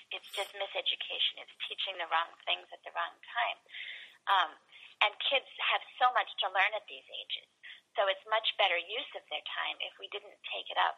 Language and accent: English; Columbus, Ohio, United States; when I was growing up in Columbus, we had three recesses a day